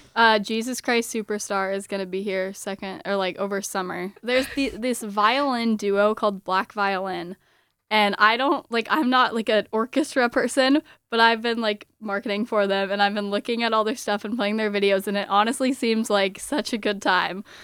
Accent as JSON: {"language": "English", "town": "San Diego", "region": "California", "country": "United States", "moved": "yes", "lives_now": "Michigan, United States", "said": "I'm from San Diego"}